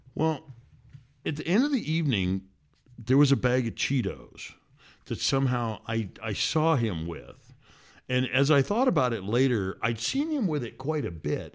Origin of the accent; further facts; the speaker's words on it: Washington, United States; … and I are father and daughter who grew up in Washington State